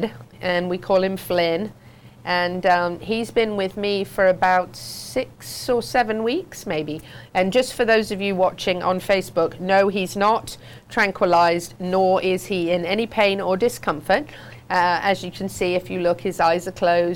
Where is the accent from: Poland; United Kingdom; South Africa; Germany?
United Kingdom; England; moved away; I grew up in the English riding world